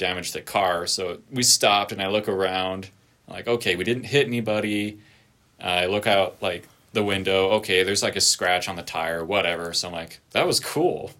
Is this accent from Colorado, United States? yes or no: yes; Colorado, United States; we're both from Colorado